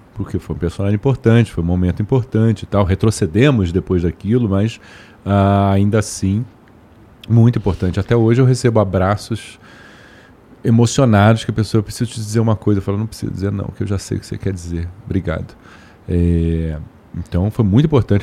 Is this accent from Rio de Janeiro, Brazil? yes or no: yes; Rio de Janeiro, Brazil; also born or lived in Brasília / Washington, United States / Lisbon, Portugal; vim para o Rio, fiquei no Rio pro resto da vida. Então me considero um carioca